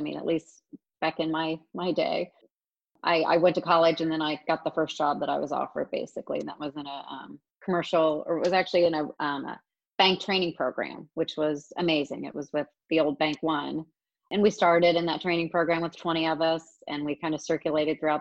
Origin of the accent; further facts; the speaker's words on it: Springfield, Ohio, United States; also born or lived in Raleigh, North Carolina / Bowling Green, Ohio; I grew up in Springfield